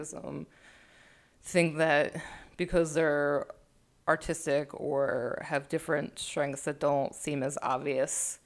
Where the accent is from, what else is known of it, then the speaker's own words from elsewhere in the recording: Philadelphia, Pennsylvania, United States; I came from Philadelphia